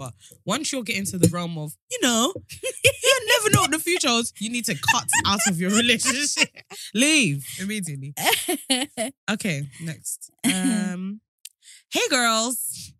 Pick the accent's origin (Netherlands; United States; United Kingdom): United Kingdom; England; but I live in Europe, but I'm not going to say which country in case you can clock that I'm from England.